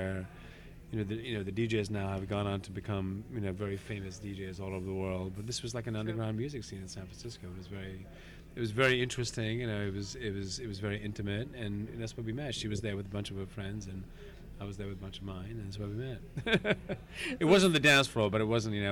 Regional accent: Mumbai, Maharashtra, India; now in United States; I grew up in Bombay

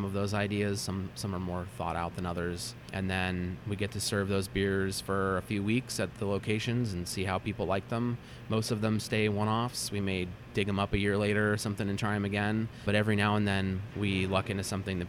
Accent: Meadow Vista, California, United States; I grew up kind of in the Sierra foothills outside of Auburn, a town called Meadow Vista

